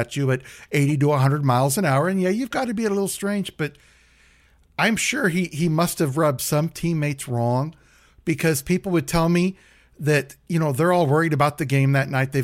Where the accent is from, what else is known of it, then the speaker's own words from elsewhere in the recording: United States; I was an American businessman up there doing business in Canada